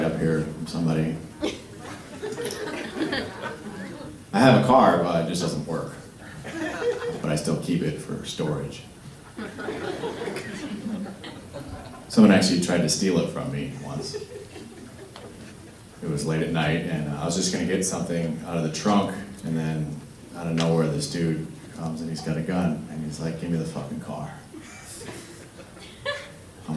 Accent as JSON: {"language": "English", "area": "Cleveland, Akron area", "region": "Ohio", "country": "United States", "also_born_or_lived": "Atlanta", "moved": "yes", "said": "I'm from the Midwest, Ohio, originally"}